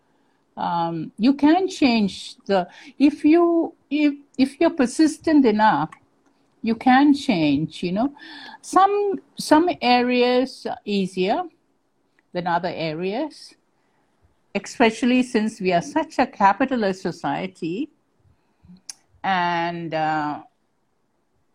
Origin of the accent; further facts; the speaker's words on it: Singapore; I truly felt like a Singaporean, that I am a Singaporean.